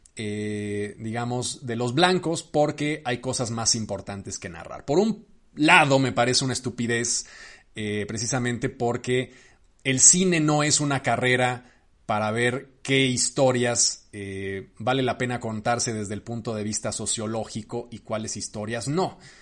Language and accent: Spanish; Mexico; yo como cineasta mexicano